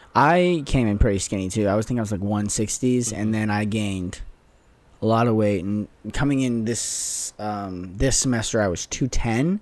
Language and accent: English; Las Vegas, Nevada, United States; moved away; play from my hometown